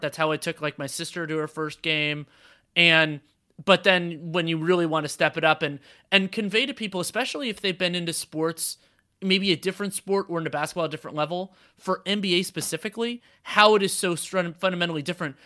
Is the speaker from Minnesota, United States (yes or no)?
no; Bay Area, California, United States; also born or lived in Los Angeles; I grew up in the Bay Area